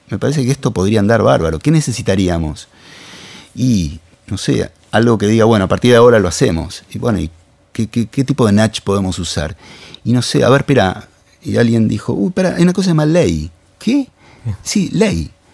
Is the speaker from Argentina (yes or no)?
yes; Argentina; somos Argentina